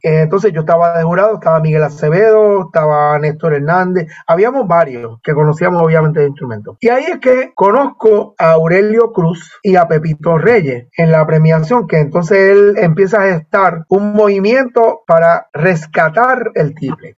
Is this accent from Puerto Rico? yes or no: yes; Bayamón, Puerto Rico; Yo soy, de Bayamón